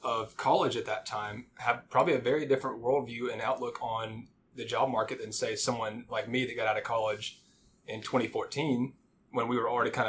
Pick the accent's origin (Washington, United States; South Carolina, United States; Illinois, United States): South Carolina, United States; Spartanburg; moved away as an adult; now in Dallas, United States; I grew up in South Carolina in the upstate in a small town called Spartanburg.